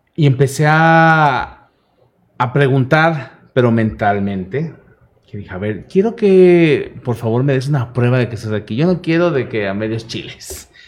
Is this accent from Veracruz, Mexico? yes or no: yes; Veracruz, Mexico; now in Chihuahua, Mexico; yo vengo de Veracruz, la mera mata de la brujería